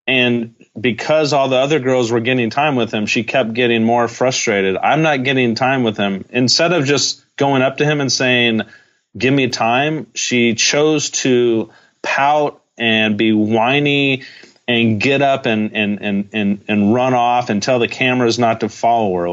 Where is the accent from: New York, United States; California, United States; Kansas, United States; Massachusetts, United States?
California, United States; Brea; I grew up in Orange County